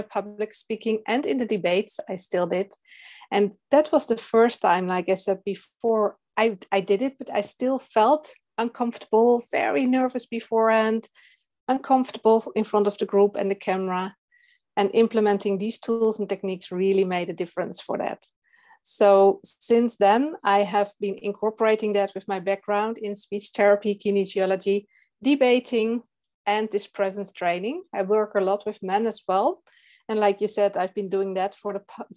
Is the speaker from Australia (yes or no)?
no; Netherlands; English is a second language; I'm from the Netherlands.